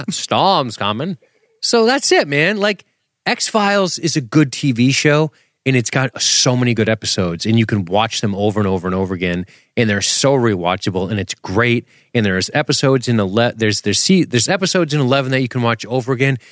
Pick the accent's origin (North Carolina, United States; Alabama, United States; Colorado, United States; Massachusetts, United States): Massachusetts, United States; we're from Massachusetts